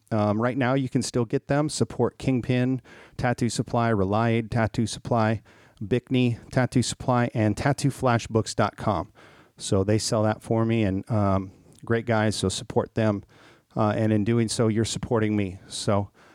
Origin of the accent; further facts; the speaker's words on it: Minnesota, United States; moved away; I grew up in Minnesota